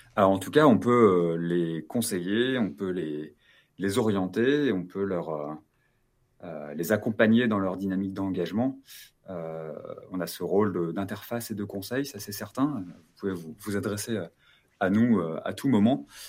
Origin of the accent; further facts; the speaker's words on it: Lyon, Auvergne-Rhône-Alpes, France; Chez nous à Lyon, c'est de vendredi soir à dimanche soir